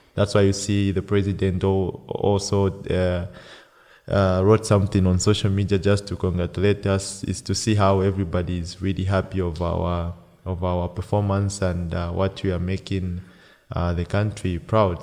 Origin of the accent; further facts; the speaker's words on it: Copperbelt Province, Zambia; moved away as an adult; also born or lived in Lusaka, Zambia; now in Austria; I was born in the Copper Belt